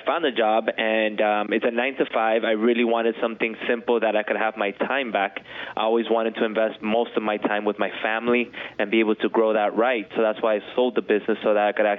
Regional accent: Miami, Florida, United States; I was born and raised here in Miami

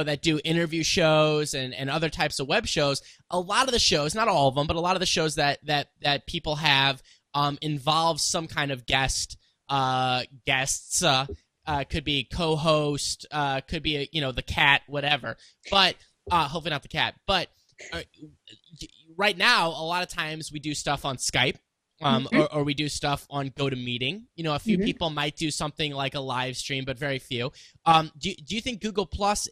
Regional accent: Missouri, United States; I'm from Missouri

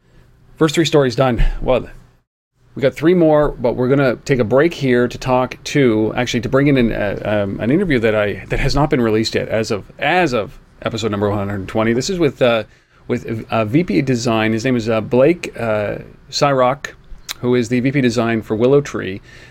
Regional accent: Canada; And to the point where I'm a Canadian, and I say, like, you know what, I don't even need to go to a hockey game

